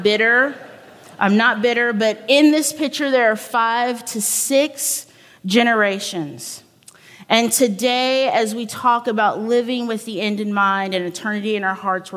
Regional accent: the South, United States; I was from the South.

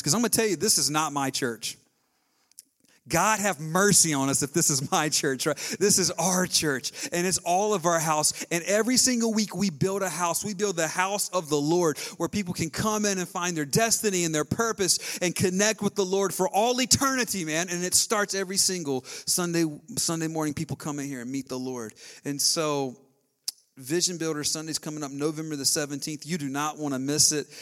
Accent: the South, United States; I was raised in the South

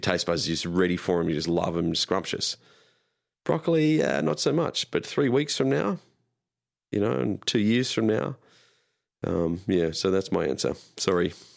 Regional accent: Australia; moved away; being Australian growing up

